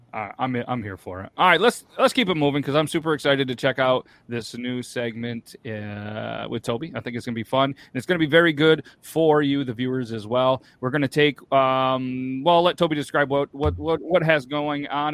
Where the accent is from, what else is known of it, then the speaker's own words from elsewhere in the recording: New York, United States; I'm from New York